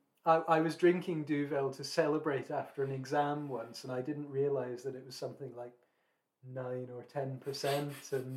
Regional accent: near Edinburgh, Scotland, United Kingdom; when I was growing up in the late 90s, early 2000s, and we used to visit Edinburgh, which was the nearest city to my hometown

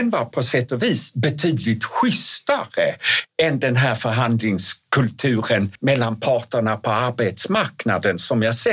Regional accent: Skåne, Sweden; accent: Scanian (skånska); jag uttalade på skånska.

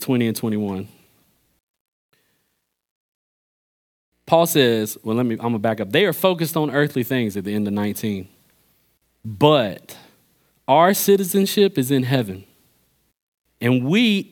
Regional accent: Pittsboro, North Carolina, United States; I'm from Pittsburgh, North Carolina

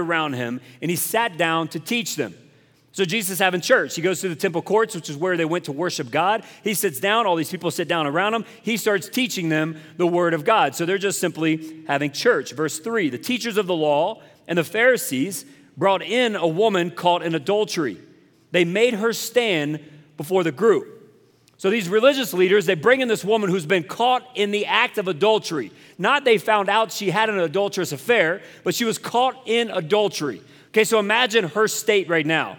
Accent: South Carolina, United States; moved away; I'm from South Carolina

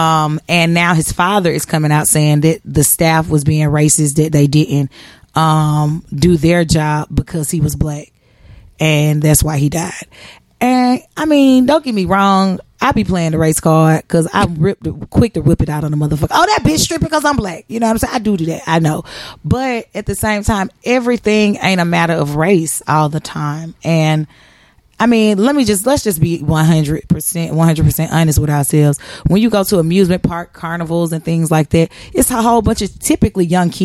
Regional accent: Atlanta, Georgia, United States; moved away; I'm from Atlanta and that was my base of travel for a long time

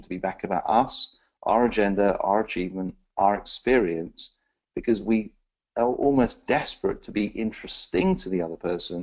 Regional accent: Exeter, South West England, United Kingdom; now in London, United Kingdom; I was born in a little place called Exeter in the southwest of England.

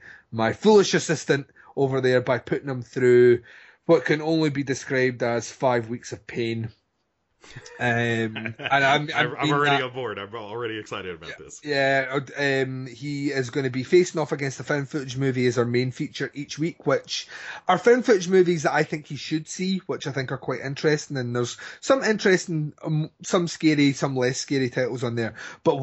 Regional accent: Scotland, United Kingdom; Well, I'm Scottish, so we're on an even pegging.

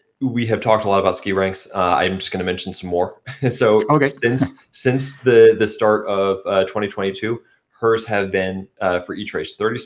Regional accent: United States; accent: American; my American accent

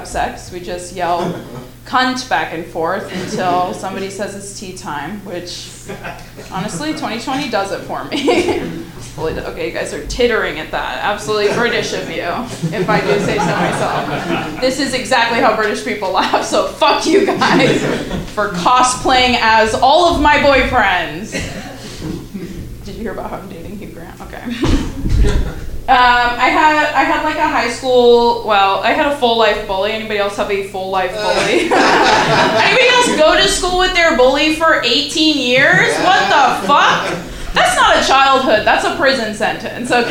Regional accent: California, United States; moved away; I'm from California, so, and then I left there to come here.

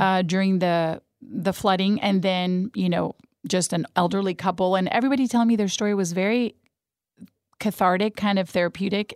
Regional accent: Madrid, Community of Madrid, Spain; first language Spanish; English is a second language; moved away; also born or lived in Cuenca, Spain / Houston, Texas; cradle Catholic, born in Spain, in Madrid, España. So, Spanish was my first language

